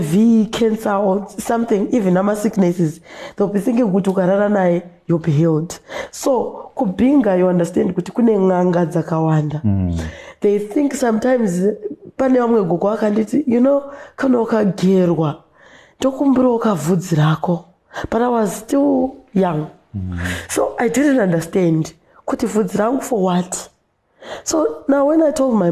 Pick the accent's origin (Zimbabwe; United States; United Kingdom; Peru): Zimbabwe; Binga, Matabeleland North; I grew up in Binga, in Samende